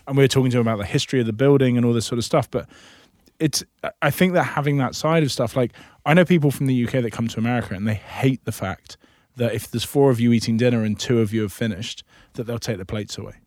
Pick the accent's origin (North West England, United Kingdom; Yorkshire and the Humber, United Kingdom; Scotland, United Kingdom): Scotland, United Kingdom; now in United States; I'm Scottish